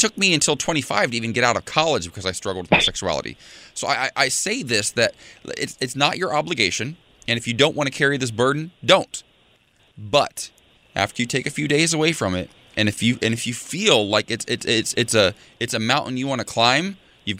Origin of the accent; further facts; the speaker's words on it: Ohio, United States; I'm from the great state of Ohio